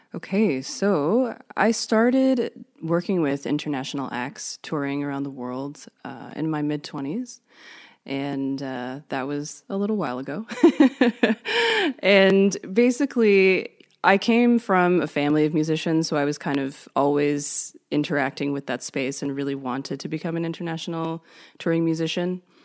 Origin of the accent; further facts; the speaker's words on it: Canada; I'm from Canada.